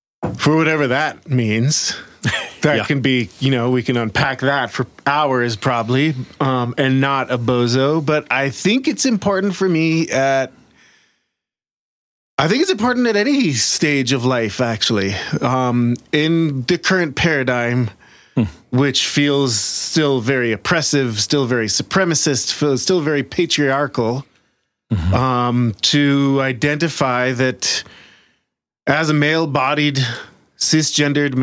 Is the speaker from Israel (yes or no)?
yes; Jerusalem, Jerusalem District, Israel; moved away as an adult; now in Boulder, United States; Born and raised in Jerusalem, Israel.